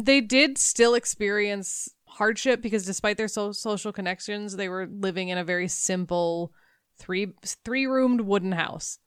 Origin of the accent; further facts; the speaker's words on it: United States; I'm an American